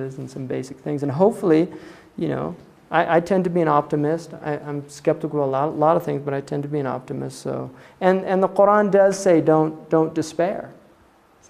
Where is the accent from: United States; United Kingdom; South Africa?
United States; I'm a white American. I went to very elite schools in this country